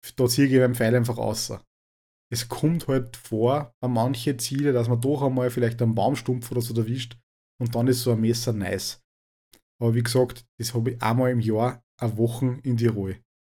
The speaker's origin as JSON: {"language": "German", "region": "Upper Austria", "country": "Austria", "said": "bei uns in Oberösterreich"}